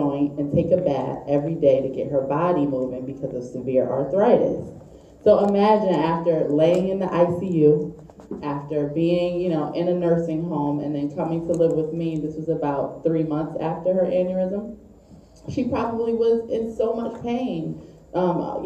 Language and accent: English; New Haven, Connecticut, United States; I'm from New Haven, Connecticut. So I'm your neighbor, you Massachusetts folks.